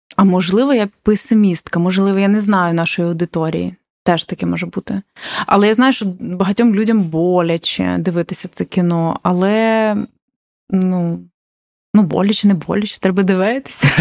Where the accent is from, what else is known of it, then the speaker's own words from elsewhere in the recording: Ukraine; я з України